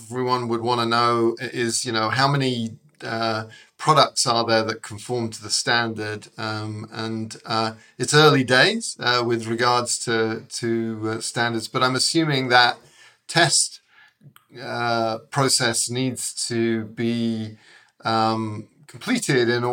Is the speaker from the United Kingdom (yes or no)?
yes; England, United Kingdom; now in San Diego, United States; I grew up in England